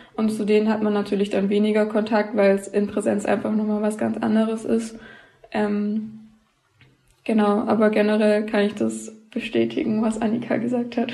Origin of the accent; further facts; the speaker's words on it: Laupheim, Baden-Württemberg, Germany; moved away as an adult; also born or lived in Aalen; ich komme aus Laubheim, das ist in der Nähe von Ulm